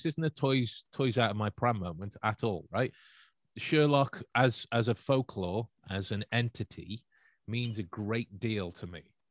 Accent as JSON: {"language": "English", "town": "Stoke-on-Trent", "region": "West Midlands", "country": "United Kingdom", "said": "I'm from Stoke"}